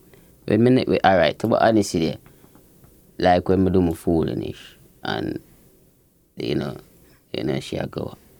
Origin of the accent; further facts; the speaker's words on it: Portmore, Saint Catherine, Jamaica; Greater Portmore